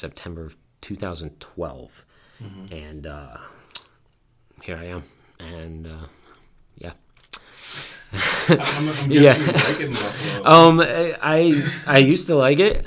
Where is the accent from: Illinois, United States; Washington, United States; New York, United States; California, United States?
New York, United States; Poughkeepsie; moved away as an adult; now in Buffalo, United States; I grew up in Poughkeepsie, New York